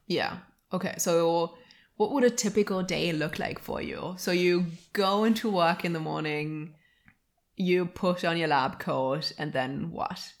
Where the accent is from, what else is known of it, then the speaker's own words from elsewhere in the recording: Halle, Saxony-Anhalt, Germany; right now we are recording in our hometown